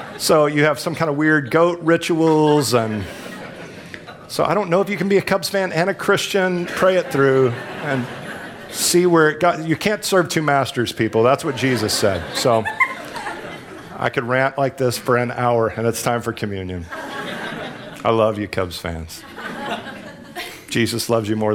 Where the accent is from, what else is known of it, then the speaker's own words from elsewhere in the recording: Texas, United States; I'm from Texas